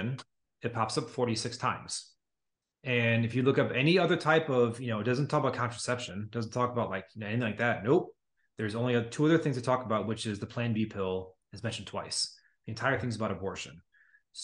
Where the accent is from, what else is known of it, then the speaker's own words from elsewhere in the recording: United States; I'm an American.